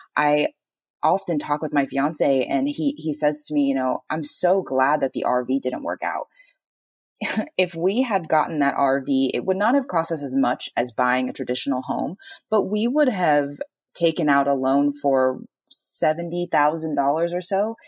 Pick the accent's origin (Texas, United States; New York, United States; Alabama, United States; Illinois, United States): Texas, United States; moved away; I'm from Texas